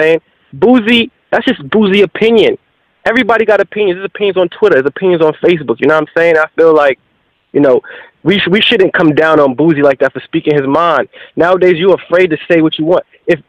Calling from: New York City, New York, United States; I'm calling from Queens, New York.

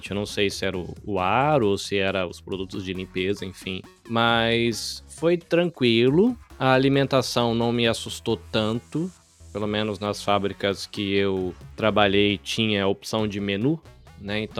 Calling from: Kosai, Shizuoka, Japan; Eu falo da província de Shizuoka, numa cidadezinha pequenininha perto da cidade de Hamamatsu. A cidade se chama Kosai. Tem 60 mil habitantes, é um ovinho.

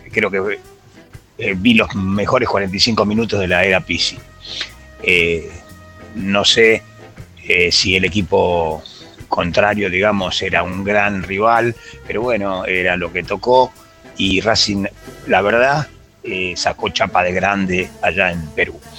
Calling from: Castelar, Buenos Aires Province, Argentina; Buenas tardes, Ramiro, muchachos de Esperanza. Un saludo, mm. … de Castelar.

